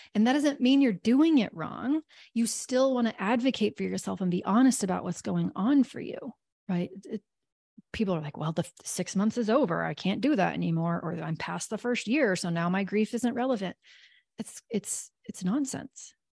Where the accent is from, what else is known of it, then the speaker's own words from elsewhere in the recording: Kansas, United States; I'm from Kansas probably and 'cause we have lots of tornadoes